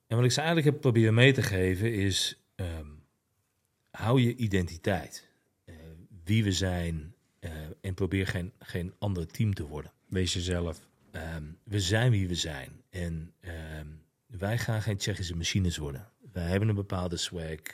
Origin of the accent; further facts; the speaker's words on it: Netherlands; je eigen land